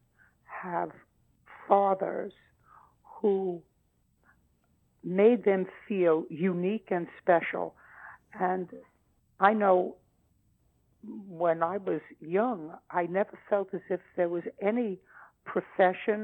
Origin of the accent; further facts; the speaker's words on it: New York City, New York, United States; now in Los Angeles, United States; as kids growing up in Brooklyn